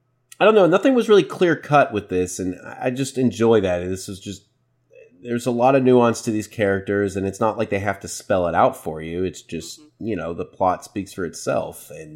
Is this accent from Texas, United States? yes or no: yes; Waco, Texas, United States; Fun fact, I'm from Waco. I was born in Waco.